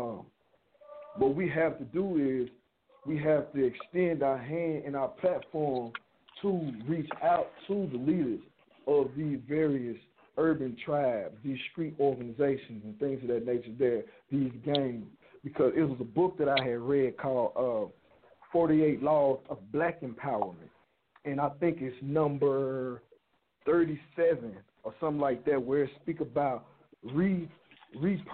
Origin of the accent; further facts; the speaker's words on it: Chicago, Illinois, United States; me being an individual growing up in the West Side of Chicago